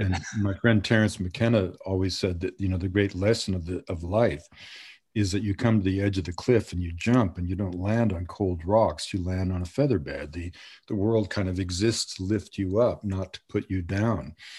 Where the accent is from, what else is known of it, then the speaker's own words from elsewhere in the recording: Montreal, Quebec, Canada; moved away; also born or lived in British Columbia / Colombia; when I was a little, little boy, growing up in Montreal during the time of the two solitudes, I grew up in an English community